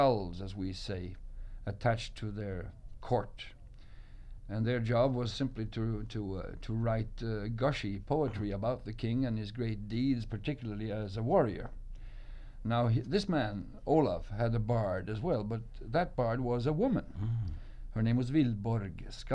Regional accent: Oslo, Norway; back in Oslo, my hometown

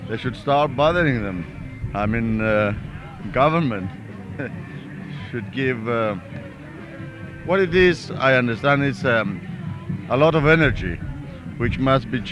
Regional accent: Greece; moved away; I'm from Greece.

